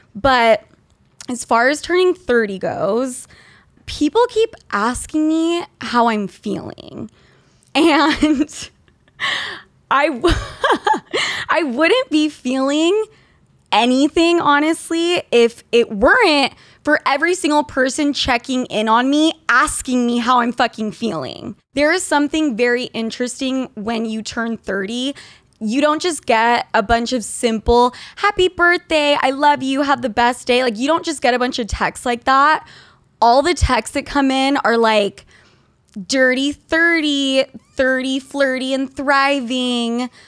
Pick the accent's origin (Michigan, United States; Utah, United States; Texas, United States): Utah, United States; When I grew up in Utah